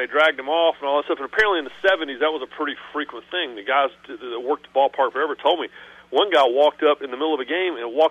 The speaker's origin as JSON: {"language": "English", "town": "Raleigh", "region": "North Carolina", "country": "United States", "tie": "born or raised there", "said": "I grew up in Raleigh."}